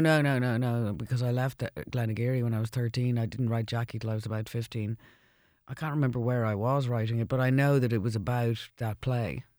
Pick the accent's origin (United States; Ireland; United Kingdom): Ireland; I moved back to Ireland after the second album